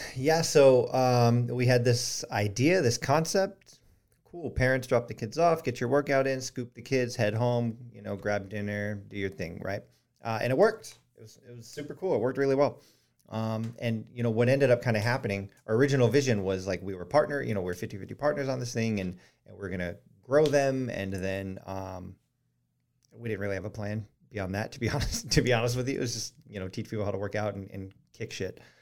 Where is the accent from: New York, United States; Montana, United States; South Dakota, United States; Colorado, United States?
Colorado, United States; Colorado Springs; now in Charleston, United States; we grew up in Colorado Springs